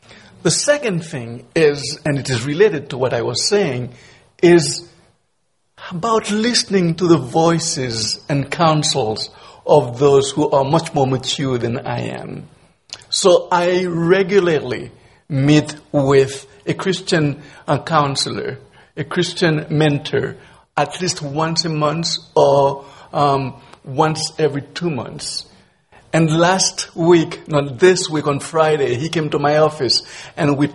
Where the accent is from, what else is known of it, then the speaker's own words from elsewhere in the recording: Haiti; moved away as an adult; also born or lived in Miami / Nova Scotia; now in Toronto, Canada; I'm from Haiti.